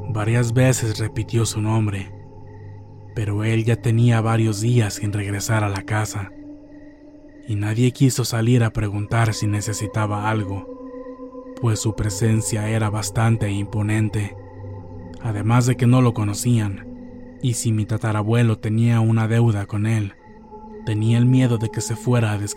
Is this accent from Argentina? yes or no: no; Puebla, Mexico; Para ponerlos en contexto, yo soy del estado de Puebla. Vivo en un pueblo no muy conocido de la Mixteca poblana.